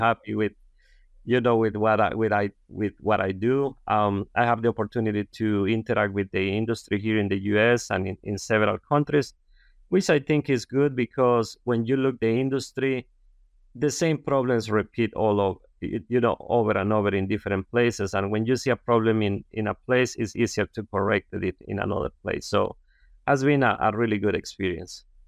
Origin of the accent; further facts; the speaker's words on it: Honduras; English is a second language; moved away as an adult; also born or lived in San Pedro Sula, Honduras; I'm, uh, from a very rural area in Honduras, and, um, you know, like, I grew up, you know, planting corn and beans.